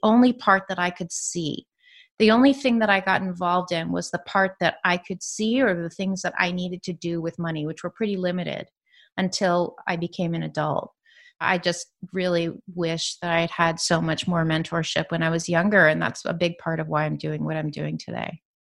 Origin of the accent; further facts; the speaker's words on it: San Francisco Bay Area, California, United States; also born or lived in New York City; I grew up in the San Francisco Bay Area